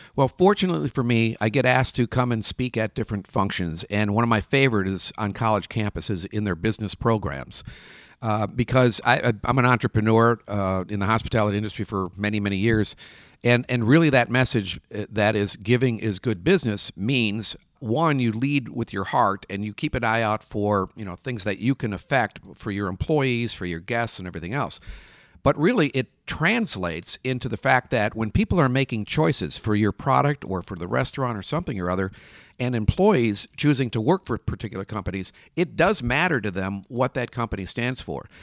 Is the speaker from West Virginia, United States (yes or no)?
no; Minnesota, United States; I'm from Minnesota